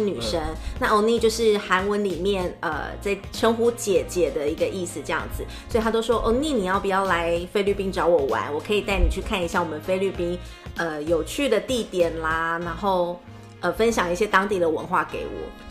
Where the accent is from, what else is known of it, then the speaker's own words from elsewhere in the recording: Taiwan; 像是我们台湾人去那边